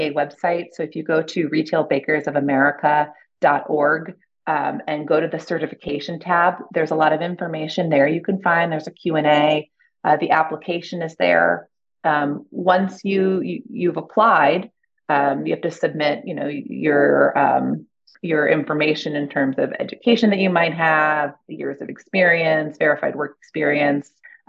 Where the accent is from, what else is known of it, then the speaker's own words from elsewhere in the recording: Ohio, United States; moved away; also born or lived in Boston / New York; I'm from Ohio.